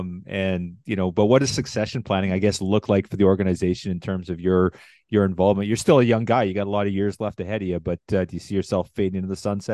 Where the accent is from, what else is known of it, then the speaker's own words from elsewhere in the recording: Medicine Hat, Alberta, Canada; Oh, that's my hometown.